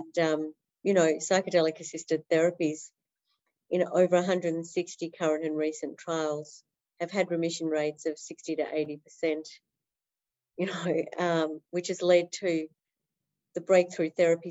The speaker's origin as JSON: {"language": "English", "town": "Melbourne", "region": "Victoria", "country": "Australia", "tie": "born or raised there", "also_born_or_lived": "Netherlands", "said": "I've been in Melbourne most of my life. I was born in the Netherlands but came here at one"}